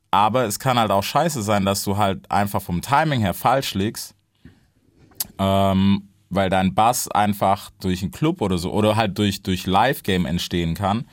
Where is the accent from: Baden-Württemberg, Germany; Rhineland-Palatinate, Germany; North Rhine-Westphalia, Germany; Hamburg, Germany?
Baden-Württemberg, Germany; Stuttgart